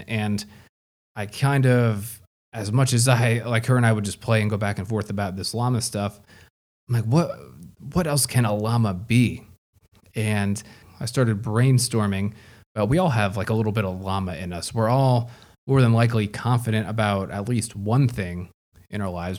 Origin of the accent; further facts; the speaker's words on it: United States; proudly as an American